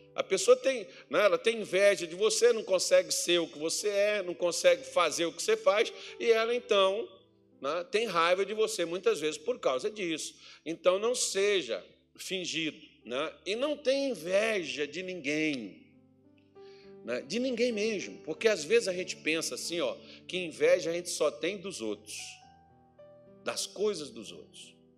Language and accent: Portuguese; north of Minas Gerais, Brazil; now in Cuiabá, Brazil; lá na minha cidade onde eu nasci, irmão, lá no, no norte de Minas Gerais.